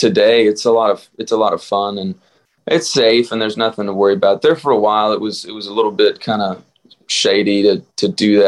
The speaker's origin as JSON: {"language": "English", "town": "Del Rio", "region": "Texas", "country": "United States", "tie": "born or raised there", "also_born_or_lived": "Austin, Texas", "moved": "as an adult", "lives_now": "Nashville, United States", "said": "So I am from Del Rio, Texas, which is a small town on the Mexican border. Lived in Del Rio up until I was graduated from high school"}